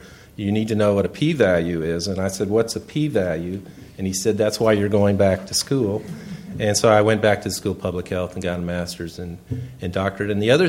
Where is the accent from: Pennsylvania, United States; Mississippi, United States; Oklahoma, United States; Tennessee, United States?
Mississippi, United States; moved away; also born or lived in Texas; You probably can tell from my accent I'm not from around here. I was born in Mississippi, southern United States